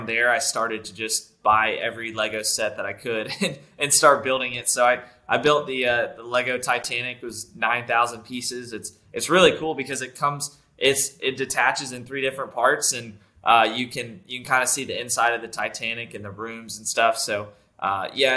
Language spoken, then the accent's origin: English; North Carolina, United States; I grew up in North Carolina